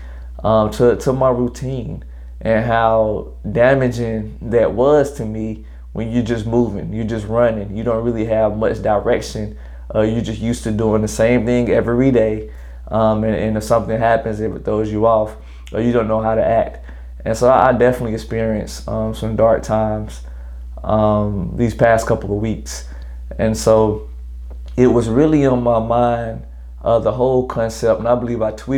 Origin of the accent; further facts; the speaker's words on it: Greenville, South Carolina, United States; I'm originally from Greenville, South Carolina. 864 stand all the way up. I'm a graduate of Greenville High School 2011